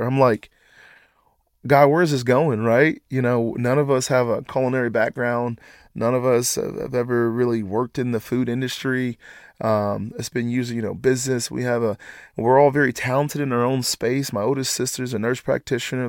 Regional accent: Atlanta, Georgia, United States; moved away as an adult; now in Lexington, United States; we're all originally from Atlanta, Georgia

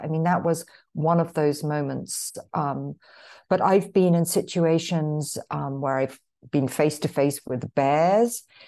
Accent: London, United Kingdom; now in Marin County, United States; I was born in London, but, um, emigrated here to the States in nineteen eighty-one

